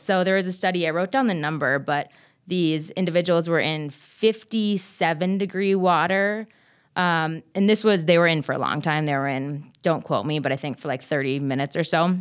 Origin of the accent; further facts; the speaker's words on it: Minnesota, United States; I'm from Minnesota.